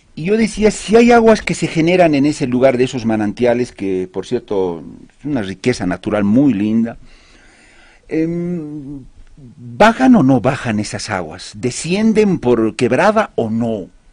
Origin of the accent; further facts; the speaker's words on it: Bolivia; yo soy un periodista boliviano